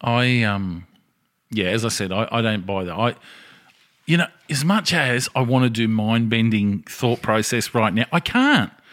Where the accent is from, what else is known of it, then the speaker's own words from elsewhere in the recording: Australia; as an Australian citizen